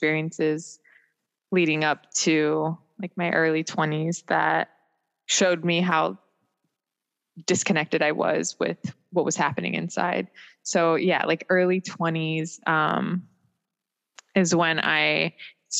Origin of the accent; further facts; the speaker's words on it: Maryland, United States; also born or lived in Germany; I grew up in Maryland